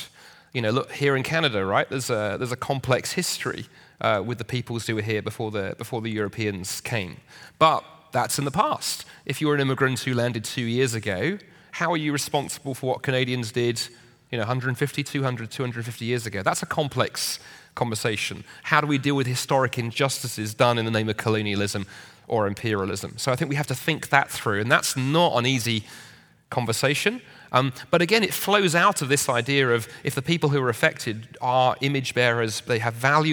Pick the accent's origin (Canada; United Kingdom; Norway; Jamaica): United Kingdom; being British